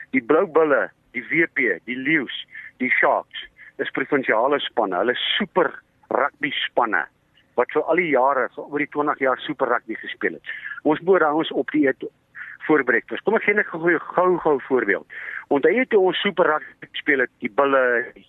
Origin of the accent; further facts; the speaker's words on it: East Rand, Gauteng, South Africa; ek is van die Oosrand